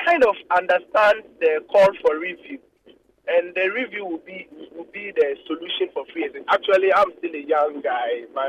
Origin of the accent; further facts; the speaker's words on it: Ghana; also born or lived in Korle Bu, Accra; as a Ghanaian, young Ghanaian just observing things that happen in Ghana.